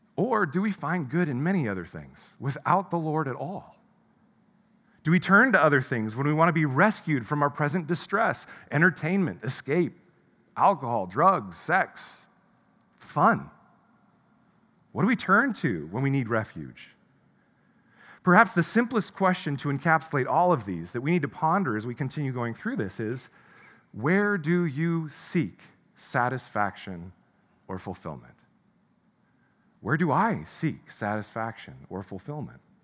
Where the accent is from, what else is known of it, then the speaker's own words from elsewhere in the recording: United States; as an American